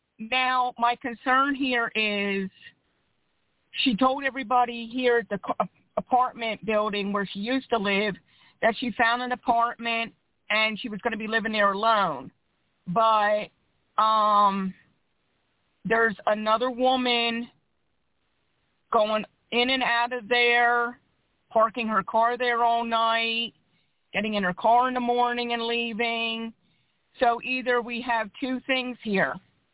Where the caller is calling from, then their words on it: Philadelphia, Pennsylvania, United States; I'm calling from Philadelphia, PA.